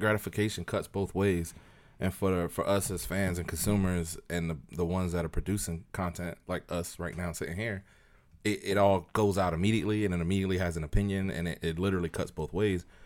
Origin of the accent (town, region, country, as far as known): Tampa, Florida, United States